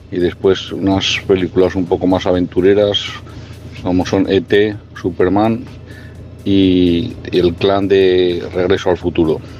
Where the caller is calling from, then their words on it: Navarre, Spain; de Navarra.